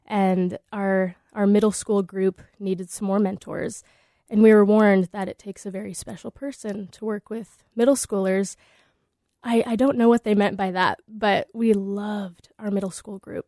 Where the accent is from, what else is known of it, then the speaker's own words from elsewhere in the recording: Des Moines, Iowa, United States; moved away; also born or lived in Anchorage; growing up in Des Moines